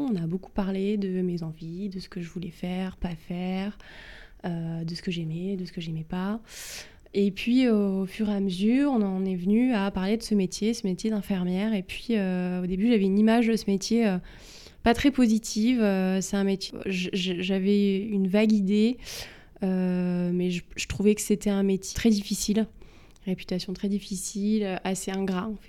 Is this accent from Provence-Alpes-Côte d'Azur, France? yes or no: yes; Cannes, Provence-Alpes-Côte d'Azur, France; moved away as an adult; now in Paris, France; je suis originaire du sud de la France, euh, du sud-est. J'ai fait mes études à Cannes, Mhm. près de Cannes. Et j'ai été au lycée à Cannes